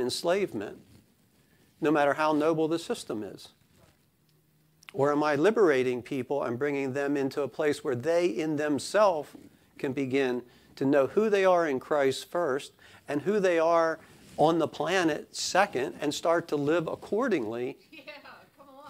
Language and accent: English; Sussex County, Delaware, United States; accent: Sussex County; I live in Argo's Corner. My accent is Sussex County.